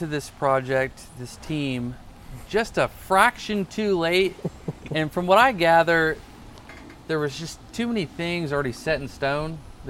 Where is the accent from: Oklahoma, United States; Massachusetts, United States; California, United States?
Oklahoma, United States; Norman; I was born in Oklahoma, moved to Norman when I was 5. Which was in 1985.